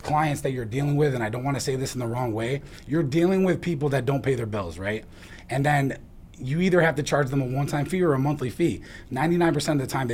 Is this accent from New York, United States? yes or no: yes; New York, United States; also born or lived in Syracuse; we grew up in New York